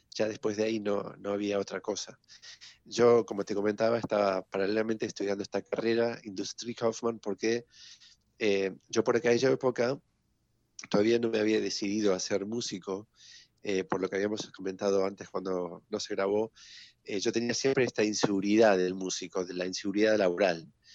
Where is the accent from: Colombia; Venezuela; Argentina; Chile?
Argentina; Villa Ballester, Buenos Aires Province; en otro colegio alemán que hay en Villa Ballester, de donde yo vengo